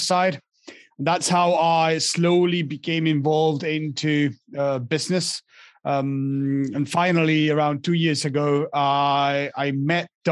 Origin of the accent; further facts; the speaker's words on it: Argentina; moved away as an adult; now in France; I was born and raised in Argentina